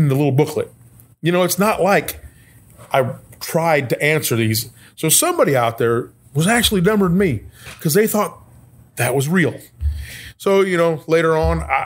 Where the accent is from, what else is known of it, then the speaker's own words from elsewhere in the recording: Edwardsville, Illinois, United States; I grew up in Edwardsville. I was there 40 years.